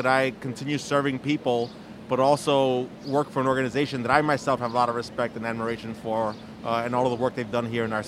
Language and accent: English; New York City, New York, United States; I grew up in East New York, is the neighborhood I represent